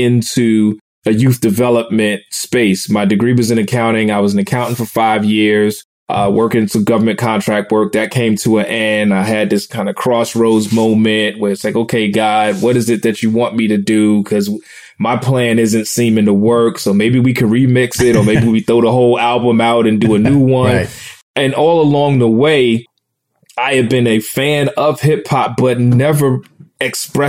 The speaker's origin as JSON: {"language": "English", "town": "New York City", "region": "New York", "country": "United States", "tie": "born or raised there", "said": "I grew up in Brooklyn, New York"}